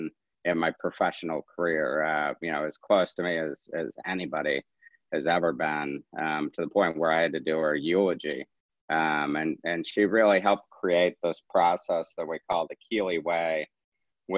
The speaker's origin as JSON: {"language": "English", "town": "St. Louis", "region": "Missouri", "country": "United States", "said": "we're from St. Louis"}